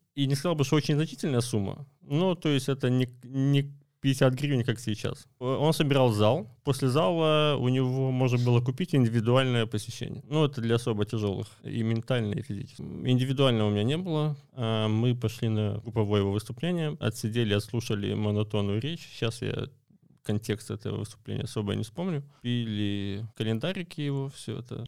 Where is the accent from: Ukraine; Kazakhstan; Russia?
Ukraine; Izmail district, Odesa Oblast; я сам из Измаильского района